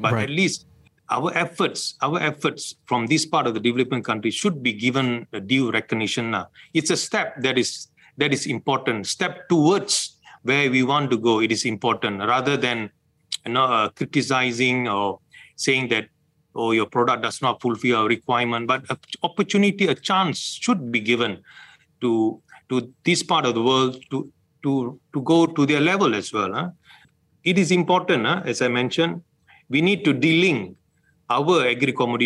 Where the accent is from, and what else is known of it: Malaysia